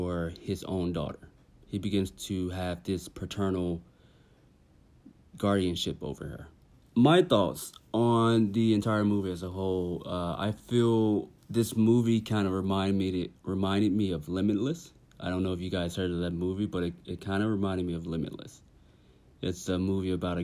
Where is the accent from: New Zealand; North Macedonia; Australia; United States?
United States; Tennessee; I'm from Tennessee